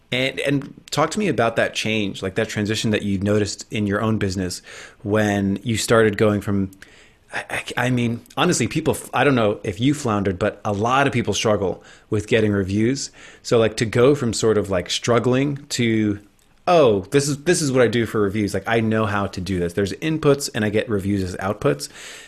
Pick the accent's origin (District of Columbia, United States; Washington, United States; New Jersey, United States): New Jersey, United States; you know, I'm from New Jersey, and I made it out somehow without an accent, even though like everyone in my family says like drink coffee and walk the dog